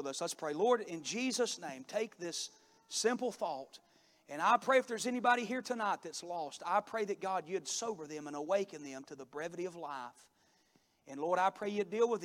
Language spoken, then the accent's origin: English; Cornelia, Georgia, United States; also born or lived in Daytona Beach, Florida; My dad has a successful construction business back in my hometown, and he built a house when I was in high school for a very, very successful company business there in Cornelia, Georgia